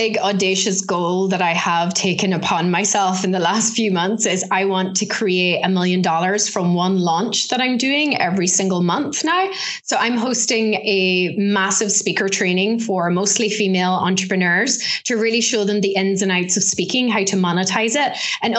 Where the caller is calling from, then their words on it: Ulster, Ireland; So right now I am in a place called Donegal, which is right up in the northwest corner of Ireland.